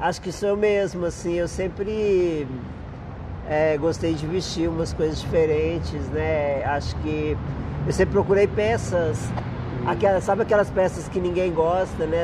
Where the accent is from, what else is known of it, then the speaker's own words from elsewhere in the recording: Martinho Campos, Minas Gerais, Brazil; moved away; eu nasci no interior, né? Uhum. Eu nasci em Martinho Campos